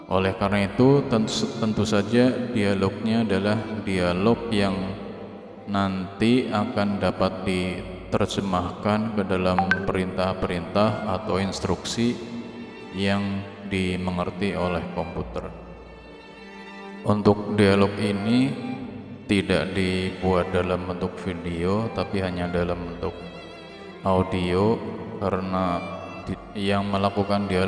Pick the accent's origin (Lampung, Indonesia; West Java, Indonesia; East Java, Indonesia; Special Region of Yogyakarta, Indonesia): Lampung, Indonesia; accent: Ngapak; saya Wong Tua Ngapak dari Lampung